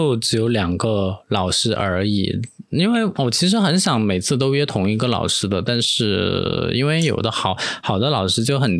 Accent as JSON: {"language": "Chinese", "country": "Taiwan", "accent": "Taiwanese", "said": "我要在每次讲台湾腔的时候都表示一下我的立场嘛"}